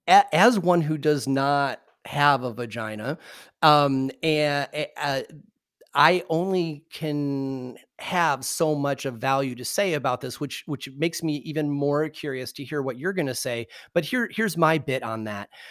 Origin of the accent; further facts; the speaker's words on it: Michigan, United States; moved away; also born or lived in Indiana; I'm from Michigan and went to college in Indiana